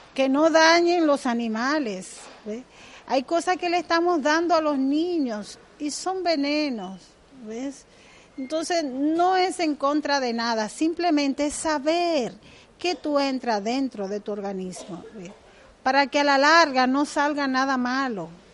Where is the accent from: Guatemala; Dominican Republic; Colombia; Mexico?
Dominican Republic; Yo soy dominicana, del Caribe